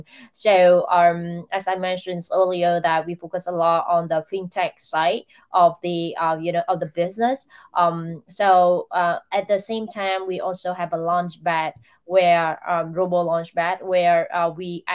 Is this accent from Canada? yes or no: no; Vietnam; Vietnam, where I come from